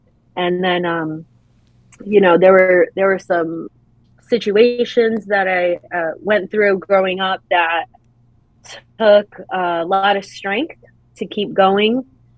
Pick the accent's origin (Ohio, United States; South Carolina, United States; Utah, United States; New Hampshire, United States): New Hampshire, United States; born there; When I was very young, I was born in New Hampshire on an Air Force base.